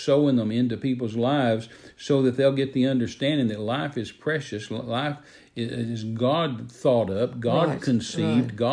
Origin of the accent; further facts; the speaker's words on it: Texas, United States; I was raised in the South and raised in Texas